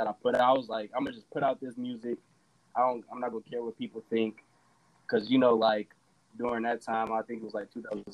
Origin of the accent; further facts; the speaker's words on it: Merrillville, Indiana, United States; I'm from Maryville. It's right next to Gary